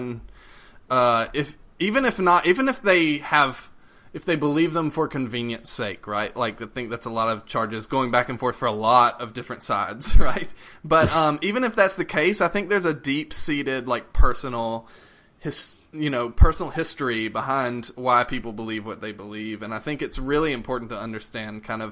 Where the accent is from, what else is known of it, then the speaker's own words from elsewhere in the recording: the American South, United States; I grew up in the South and in America